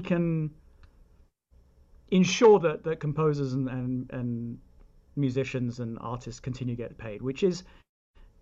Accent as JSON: {"language": "English", "country": "United Kingdom", "moved": "yes", "lives_now": "United States", "said": "I'm British"}